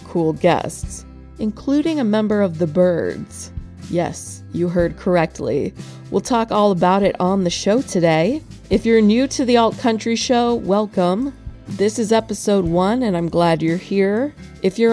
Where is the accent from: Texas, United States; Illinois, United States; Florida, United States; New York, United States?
Florida, United States; Lakeland; my hometown of Lakeland, Florida